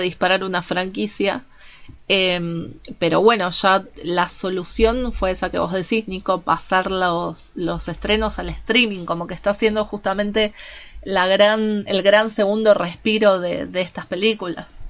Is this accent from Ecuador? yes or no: no; Argentina; como argentinos ya estamos acostumbrados porque vivimos de crisis en crisis